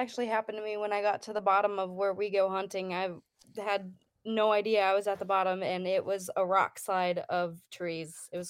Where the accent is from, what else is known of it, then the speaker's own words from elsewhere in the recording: Wisconsin, United States; I grew up in Wisconsin. My home base is in Idaho